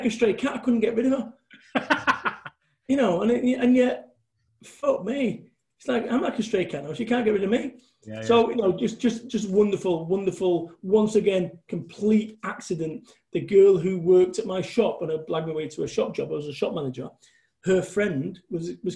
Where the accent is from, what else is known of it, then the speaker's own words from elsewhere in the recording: Manchester, North West England, United Kingdom; moved away as an adult; I had to move away from Manchester